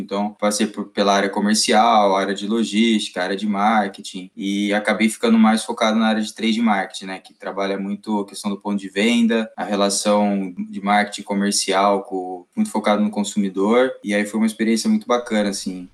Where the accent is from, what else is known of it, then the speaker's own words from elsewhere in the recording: Campinas, São Paulo, Brazil; sou de Campinas, me formei aqui em Campinas